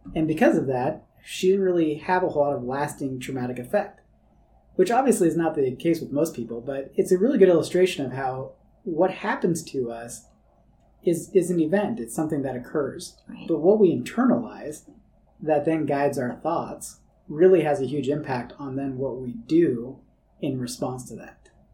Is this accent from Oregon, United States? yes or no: no; California, United States; when I was a kid growing up in California, I loved the rain